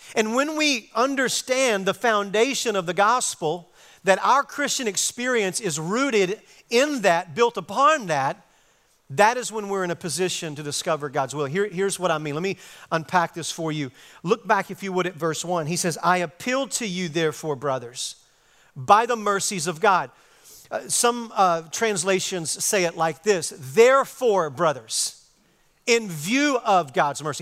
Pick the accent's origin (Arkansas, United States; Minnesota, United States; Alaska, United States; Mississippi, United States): Arkansas, United States; moved away as an adult; now in Texas, United States; I'm from Arkansas. I've been, I've been living on the mission field for the last thirty years here in Texas